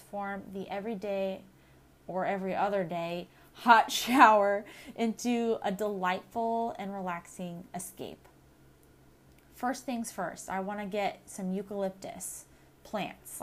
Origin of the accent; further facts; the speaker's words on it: Southern California, United States; Growing up in Southern California, the desert heat and the eucalyptus trees